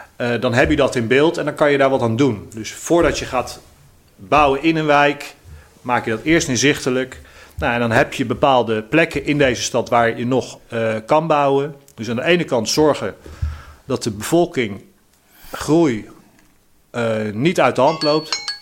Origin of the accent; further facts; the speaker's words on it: The Hague, South Holland, Netherlands; ik ben een 100% Haagse jongen. Ik ben geboren en getogen in Eskamp